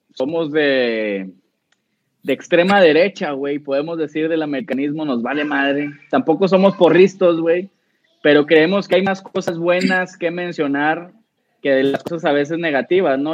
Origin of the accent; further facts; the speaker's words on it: Monterrey, Nuevo León, Mexico; nosotros que somos regios